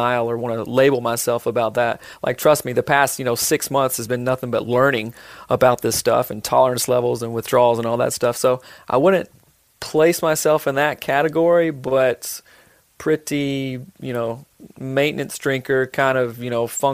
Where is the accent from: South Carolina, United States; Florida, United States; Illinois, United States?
South Carolina, United States; growing up in South Carolina